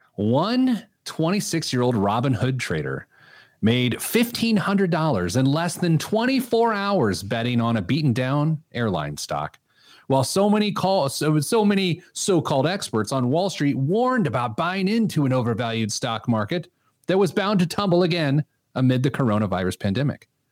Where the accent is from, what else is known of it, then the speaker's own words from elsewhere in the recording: Speedway, Indiana, United States; now in Indianapolis, United States; I grew up in Speedway, and I could, uh, walk to the track from my grandma's house